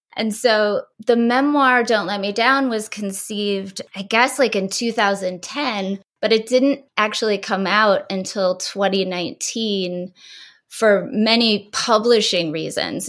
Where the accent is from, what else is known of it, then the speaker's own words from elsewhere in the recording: rural Ohio, United States; moved away as an adult; also born or lived in Kent State; now in New York City, United States; I was from rural Ohio